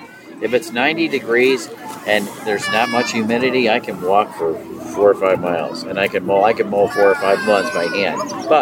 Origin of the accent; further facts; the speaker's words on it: Averill Park, New York, United States; We're from Avril Park, which is about 20 minutes from here, 25 minutes from here.